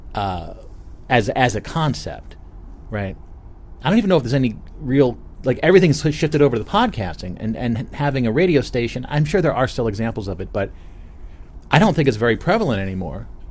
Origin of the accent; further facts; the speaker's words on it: New Jersey, United States; I'm from New Jersey, not Canada